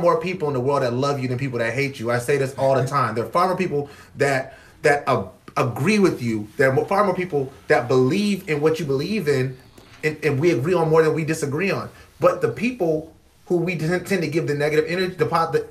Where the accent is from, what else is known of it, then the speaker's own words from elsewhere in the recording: Charleston County, South Carolina, United States; moved away; I was born and raised in Charleston County